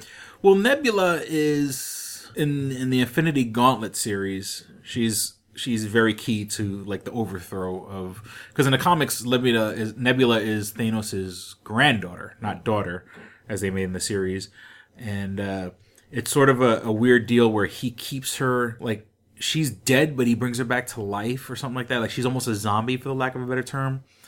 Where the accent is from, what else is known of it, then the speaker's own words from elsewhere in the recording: New York City, New York, United States; moved away; I'm disgustingly from New York City